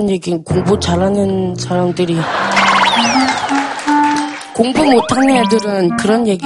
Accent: Gimhae, South Gyeongsang, South Korea; 김해에서 온 주민이라고 합니다.

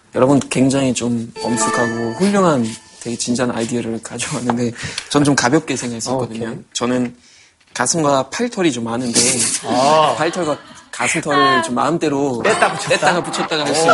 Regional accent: Germany; Korean is a second language; now in South Korea; 저는 독일에서 온

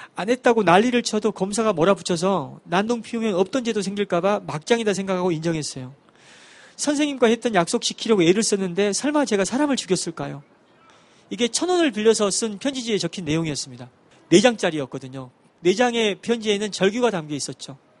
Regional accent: Wando, South Jeolla, South Korea; 전라도 완도에서 배를 타고 들어가는 섬에서 태어나고 자랐습니다

